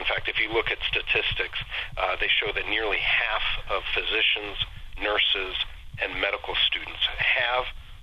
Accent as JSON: {"language": "English", "town": "Solon", "region": "Ohio", "country": "United States", "tie": "born or raised there", "also_born_or_lived": "Columbus, Ohio / Cincinnati, Ohio / Wilmington, Ohio", "said": "I am a born and bred Ohio guy. I was born and raised in Solon. It's on the east side of Cleveland."}